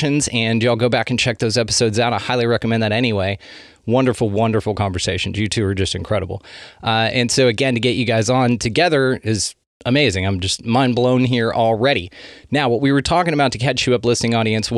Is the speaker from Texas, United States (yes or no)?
yes; North Texas, United States; we're from North Texas